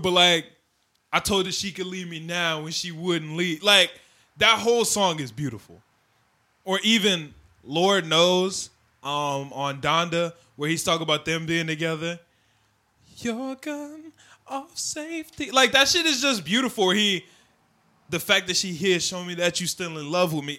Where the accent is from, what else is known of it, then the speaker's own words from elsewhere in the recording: Oak Park, Illinois, United States; we're from Oak Park